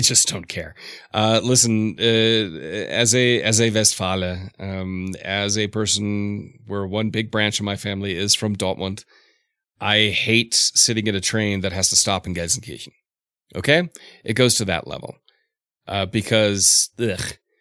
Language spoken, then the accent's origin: English; Southeast, United States; I grew up in the Southeast